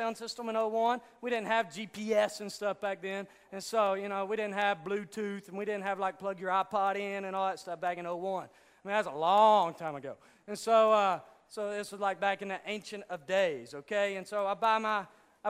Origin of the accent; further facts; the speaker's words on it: Hot Springs, Arkansas, United States; accent: redneck; I'm from Hot Springs, Arkansas, so if I sound like a redneck every now and then